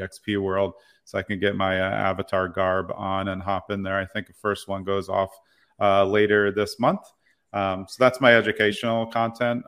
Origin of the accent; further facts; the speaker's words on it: New York City, New York, United States; moved away; I grew up in Brooklyn Heights, New York. I've lived all around the places